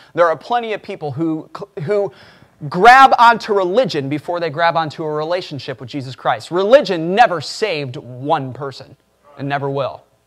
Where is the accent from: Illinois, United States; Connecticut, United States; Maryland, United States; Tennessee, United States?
Illinois, United States; Chicago; I grew up in Chicago